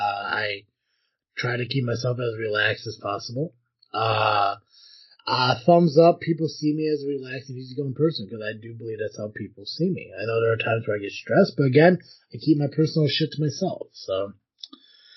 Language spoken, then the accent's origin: English; United States; I am from the United States